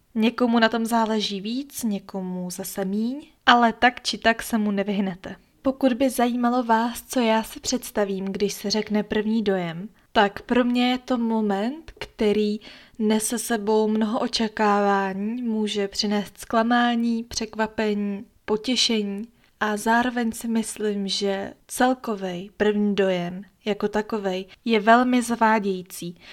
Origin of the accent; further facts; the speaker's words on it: Czechia; u nás v Čechách